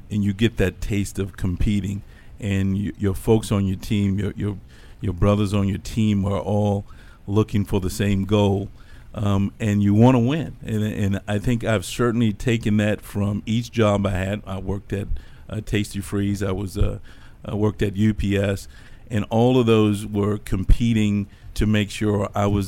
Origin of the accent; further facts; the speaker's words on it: Crewe, Virginia, United States; I'm from a small town here in Virginia called Crewe, Virginia.